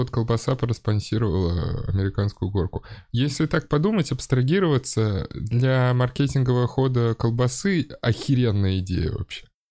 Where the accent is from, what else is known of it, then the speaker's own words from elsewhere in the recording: Saint Petersburg, Russia; я вырос на Приморской